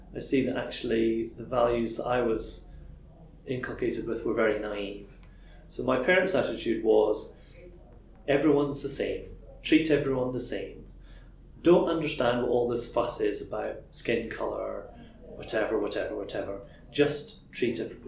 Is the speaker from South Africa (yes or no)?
no; Crieff, Scotland, United Kingdom; I grew up in a very monocultural environment, a small town in Crieff.